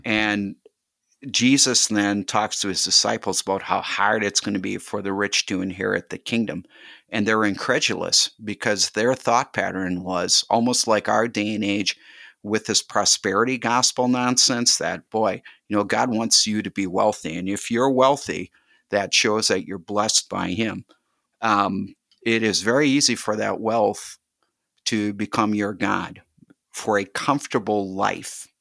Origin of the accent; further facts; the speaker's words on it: Milwaukee, Wisconsin, United States; now in Waukesha, United States; When I was growing up, I grew up in Milwaukee